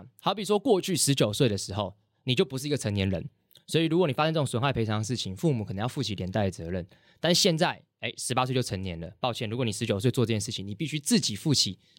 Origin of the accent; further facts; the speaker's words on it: Hsinchu, Taiwan; 像我自己就是从新竹过来，那租房子这件事情